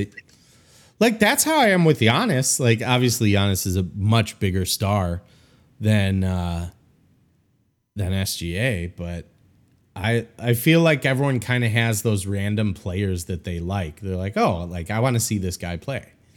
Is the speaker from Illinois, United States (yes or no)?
yes; Chicago, Illinois, United States; moved away; I'm hiding out in my hometown